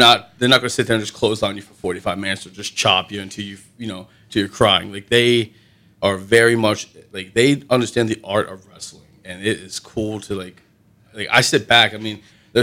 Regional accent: Seven Valleys, Pennsylvania, United States; moved away; Seven Valleys, which is like my hometown

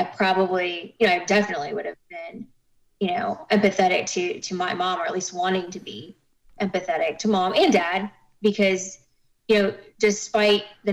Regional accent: Kettering, Ohio, United States; moved away as an adult; now in Houston, United States; I was born in Kettering, Ohio

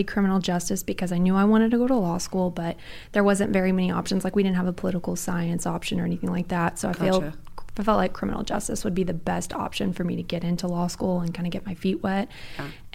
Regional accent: Sulphur, Oklahoma, United States; I grew up in Sulphur, Oklahoma, which is towards the southern part

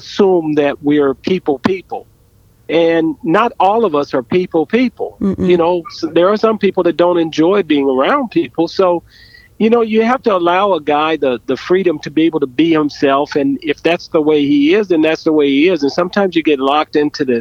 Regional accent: Southern California, United States; growing up in Southern California, I lived across the street from a wood

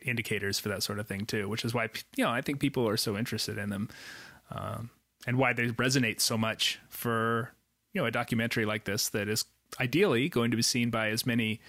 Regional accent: United States; as an American birder

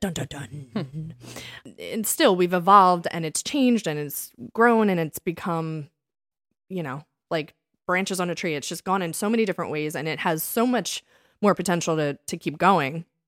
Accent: Springfield, Pennsylvania, United States; accent: Philly/Delco; we are from Springfield, Pennsylvania. Delco

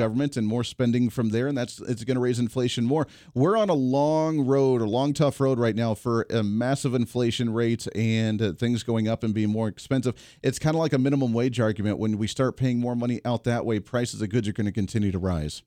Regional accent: Ohio, United States; now in Kansas, United States; I grew up in Ohio.

